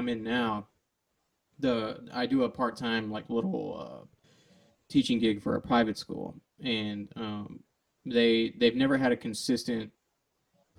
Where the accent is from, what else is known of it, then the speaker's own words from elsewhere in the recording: Deer Park, Texas, United States; I grew up in Texas